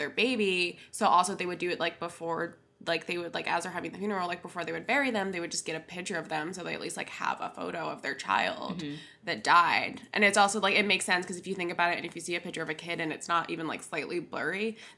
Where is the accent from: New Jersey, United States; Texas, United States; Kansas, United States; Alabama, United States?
New Jersey, United States; I grew up in New Jersey, mm-hmm. and I grew up, in, like, South Jersey